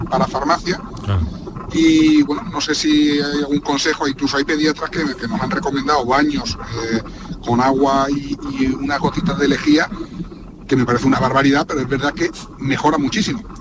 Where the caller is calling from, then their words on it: Seville, Andalusia, Spain; Buenas tardes … eh, de Sevilla.